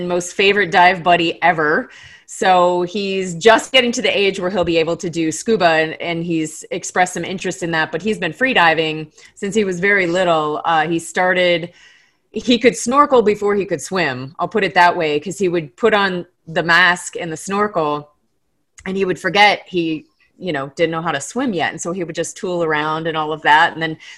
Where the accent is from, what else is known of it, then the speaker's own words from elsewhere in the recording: Florida Keys, United States; now in Colorado, United States; I grew up in the Florida Keys. And that's my home reef